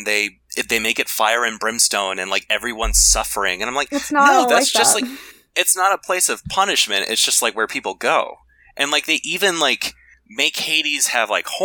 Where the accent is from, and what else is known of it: eastern United States, East Coast, United States